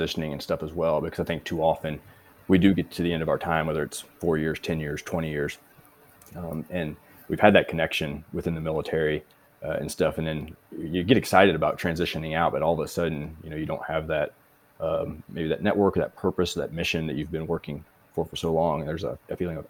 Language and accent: English; Missouri, United States; moved away as an adult; also born or lived in Hawaii / California / Colorado; now in United Kingdom; originally from Missouri and currently living in the United Kingdom